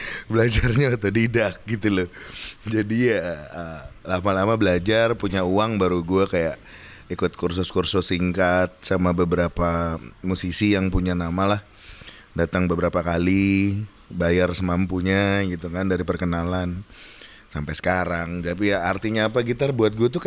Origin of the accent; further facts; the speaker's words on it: Java, Indonesia; jadi kalau gue orang Jawa itu ada bahasanya jangan terlalu seneng, jangan terlalu sedih, jangan terkagetan gitu.